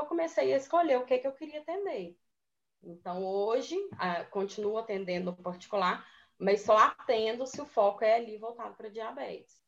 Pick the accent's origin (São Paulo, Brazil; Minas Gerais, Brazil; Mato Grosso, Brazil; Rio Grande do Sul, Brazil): Minas Gerais, Brazil; Moema; moved away as an adult; now in Belo Horizonte, Brazil; de Moema, que é uma cidade bem pequenininha, é de onde eu sou.